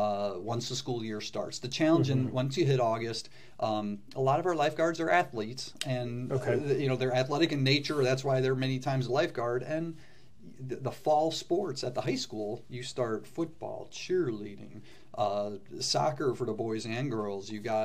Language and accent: English; Calumet City, Illinois, United States; also born or lived in Hammond, Indiana; I grew up not far away, over in Calumet City, Illinois. I was born in Hammond, but grew up in Cal City